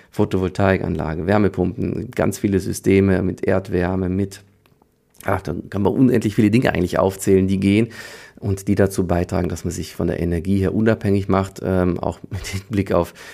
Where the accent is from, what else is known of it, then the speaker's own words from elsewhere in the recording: Leipzig, Saxony, Germany; born there; ich bin ja in der DDR geboren, in Leipzig, da war die Sirenenprobealarm.